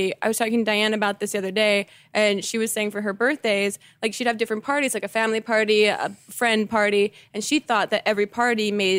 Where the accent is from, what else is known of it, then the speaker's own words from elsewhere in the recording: New Jersey, United States; which is also South Jersey, where I'm from. It feels very bleak.